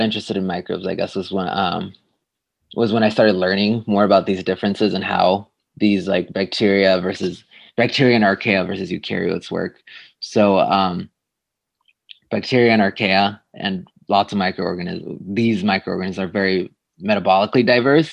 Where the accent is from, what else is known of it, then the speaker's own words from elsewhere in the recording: Tijuana, Baja California, Mexico; moved away as an adult; also born or lived in San Diego, California / Ithaca, New York; now in Santa Barbara, United States; I grew up in Tijuana, Mexico, and that's where I was raised there, and then I did my middle school and high school in San Diego, so I would cross the border